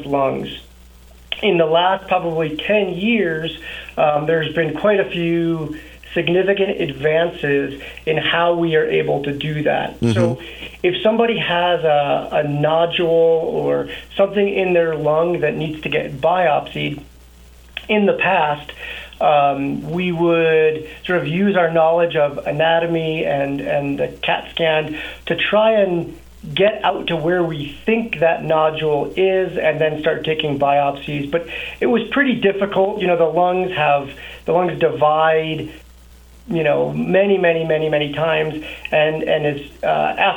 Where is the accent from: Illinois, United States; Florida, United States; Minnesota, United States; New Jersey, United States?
New Jersey, United States; moved away as an adult; also born or lived in Colorado Springs, Colorado / Denver, Colorado / Texas; now in Montrose, United States; Born and raised in New Jersey, got moved out to Colorado Springs for college